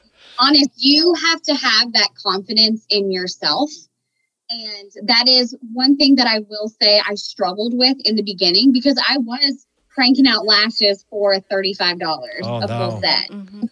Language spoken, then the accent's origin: English; Miami, Florida, United States; I'm from Miami and they don't even charge that much.